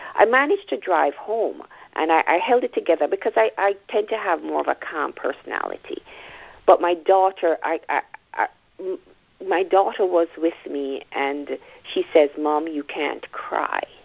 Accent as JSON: {"language": "English", "country": "Jamaica", "moved": "as an adult", "lives_now": "Toronto, Canada", "said": "I am from Jamaica, so I would, I guess, I'd now describe myself as a Jamaican Canadian because I live in the Toronto area, but originally from Jamaica. I moved here uh, as a young adult"}